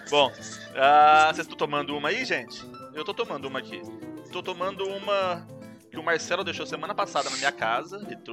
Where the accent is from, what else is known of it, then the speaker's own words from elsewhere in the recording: Brazil; Eu sou brasileiro, mas não, não faço as coisas, não.